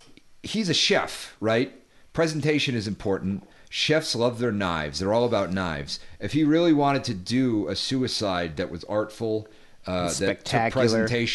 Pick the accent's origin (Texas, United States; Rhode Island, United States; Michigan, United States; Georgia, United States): Rhode Island, United States; I'm from Rhode Island